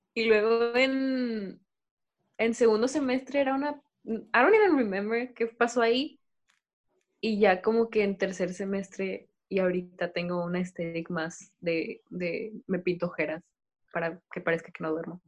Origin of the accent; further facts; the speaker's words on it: Monterrey, Nuevo León, Mexico; somos de Monterrey